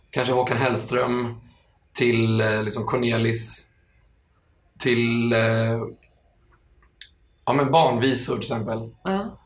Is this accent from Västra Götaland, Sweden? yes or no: no; Stockholm, Stockholm County, Sweden; Eh, från Enskede. Ja. Eller närmare bestämt, bestämt Stureby.